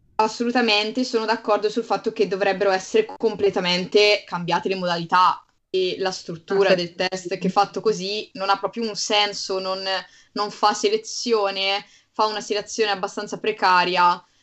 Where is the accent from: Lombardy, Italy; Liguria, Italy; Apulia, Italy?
Lombardy, Italy; Bergamo; io vengo da Bergamo